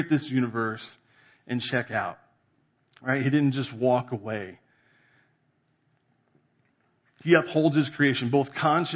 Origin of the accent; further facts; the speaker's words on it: California, United States; now in Colorado, United States; I grew up in California in the valley, right? We're agriculture